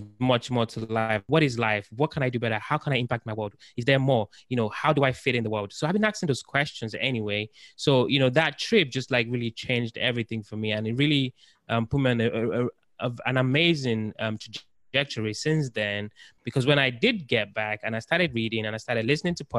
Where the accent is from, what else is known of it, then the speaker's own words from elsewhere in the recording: United Kingdom; moved away as an adult; now in United States; I'm actually from the United Kingdom. So I've been in the United States for about 4 or 5 years